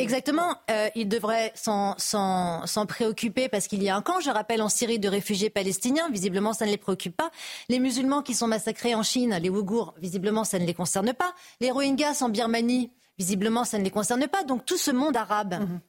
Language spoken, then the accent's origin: French; France; en tant que Française d'origine algérienne